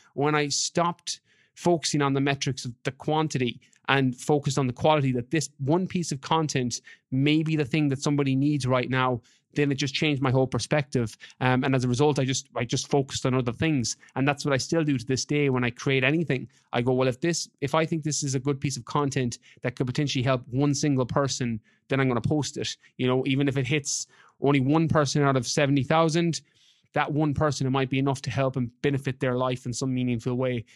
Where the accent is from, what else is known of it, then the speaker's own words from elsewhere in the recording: west of Ireland, Ireland; moved away as an adult; I'm from Ireland originally, from, from the West.